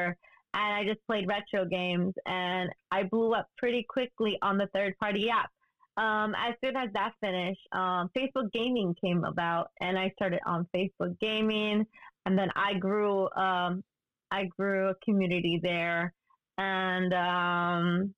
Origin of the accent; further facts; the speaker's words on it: New York City, New York, United States; I'm from New York City